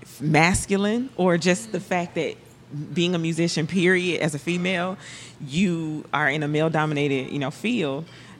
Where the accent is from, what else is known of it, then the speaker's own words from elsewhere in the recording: Alabama, United States; Play drums. And I'm from Alabama, so I'm real country.